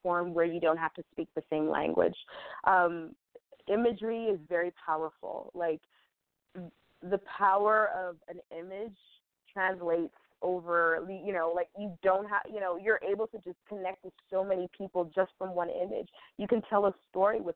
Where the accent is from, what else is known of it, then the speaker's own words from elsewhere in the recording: United States; as a woman, as an American woman